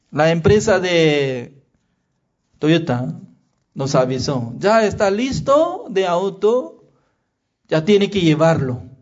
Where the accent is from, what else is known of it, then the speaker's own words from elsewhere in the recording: Chile; Sí, soy chileno.